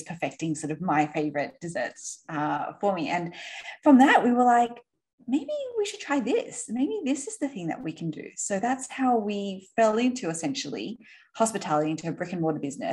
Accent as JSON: {"language": "English", "town": "Sydney", "region": "New South Wales", "country": "Australia", "tie": "born or raised there", "accent": "Aussie", "said": "you might be able to tell by my accent. I am Aussie. So we grew up in Sydney"}